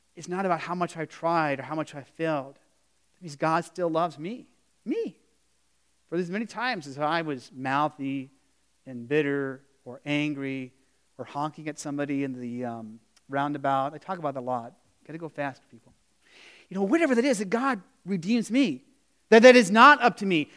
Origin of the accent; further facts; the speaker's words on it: Arizona, United States; growing up in Arizona